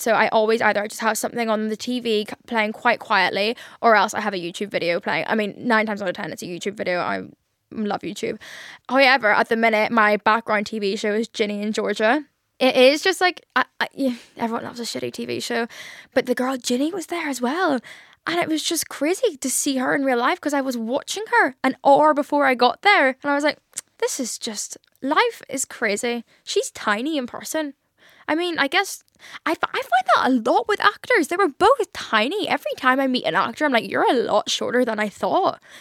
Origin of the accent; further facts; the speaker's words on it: Ireland; I'm Irish and I can't even put on an Irish accent.